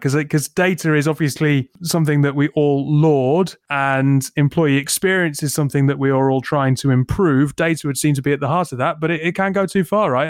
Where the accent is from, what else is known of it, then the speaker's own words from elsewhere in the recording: United Kingdom; I'm terribly British